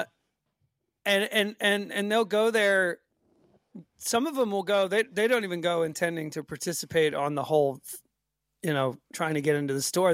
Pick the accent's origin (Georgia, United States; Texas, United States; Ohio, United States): Georgia, United States; Marietta; moved away as an adult; now in Sweden; where I was born in Marietta